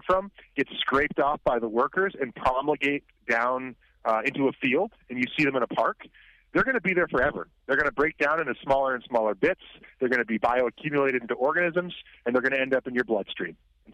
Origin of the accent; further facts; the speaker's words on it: Vermont, United States; now in Troy, United States; I grew up in Vermont